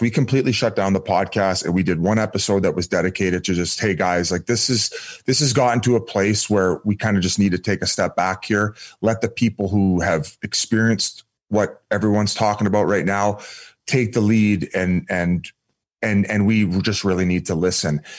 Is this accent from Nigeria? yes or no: no; Welland, Ontario, Canada; I grew up in Welland, well in Ontario in a small town